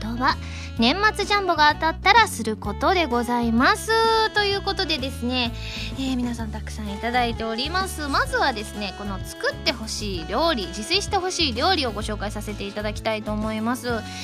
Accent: Kansai, Osaka, Japan; moved away as an adult; now in Tokyo, Japan; 私関西人なんですけれども

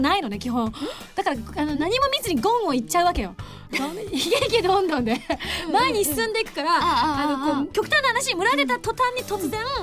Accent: Ube, Yamaguchi, Japan; born or raised there; moved away

